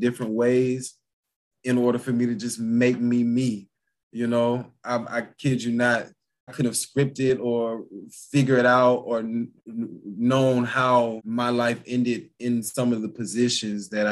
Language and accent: English; Lithonia, Georgia, United States; I come from Lathonia, you know. So people from Lathonia, Georgia. So anybody from Atlanta knows, you know, Lathonia is definitely is where I'm from and proud of it